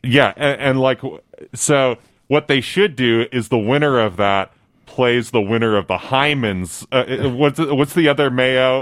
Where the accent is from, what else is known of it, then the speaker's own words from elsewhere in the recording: Buffalo, New York, United States; I'm from Buffalo, New York.